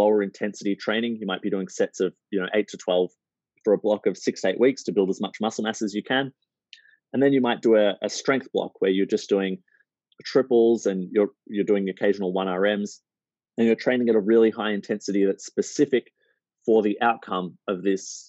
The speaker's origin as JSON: {"language": "English", "town": "Melbourne", "region": "Victoria", "country": "Australia", "said": "I'm from Melbourne. We love our coffee"}